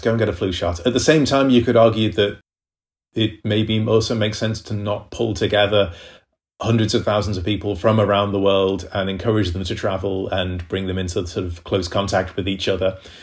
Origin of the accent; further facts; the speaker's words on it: United Kingdom; I'm British